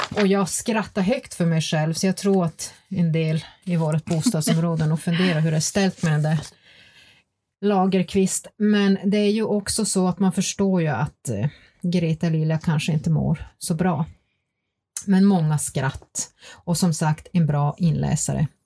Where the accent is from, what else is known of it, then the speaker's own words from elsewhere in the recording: Gällivare, Norrbotten County, Sweden; moved away; jag kommer ju själv ursprungligen från Gällivare och hade samiska elever i min klass